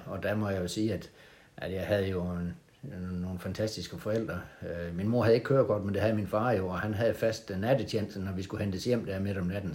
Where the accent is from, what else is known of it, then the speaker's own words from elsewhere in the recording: Hovborg, Southern Denmark, Denmark; now in Haderslev, Denmark; jeg hedder nok Vestjyde, kommer, øh, fra en lille by, der hedder Houborg imellem Holsted og Grindsted